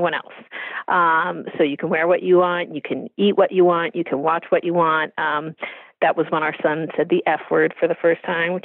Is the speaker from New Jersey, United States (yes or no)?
no; California, United States; moved away; I'm from California